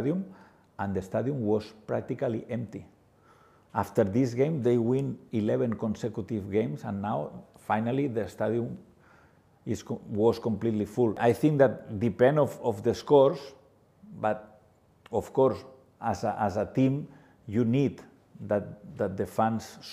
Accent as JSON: {"language": "English", "town": "Barcelona", "region": "Catalonia", "country": "Spain", "second_language": "English", "moved": "as an adult", "lives_now": "Goa, India", "said": "I am from Barcelona city"}